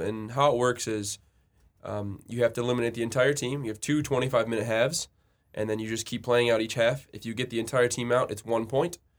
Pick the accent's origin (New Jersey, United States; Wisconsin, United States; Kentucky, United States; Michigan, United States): Michigan, United States; Royal Oak; I'm from Royal Oak, Michigan, which is, if you're unfamiliar, it's like Metro Detroit area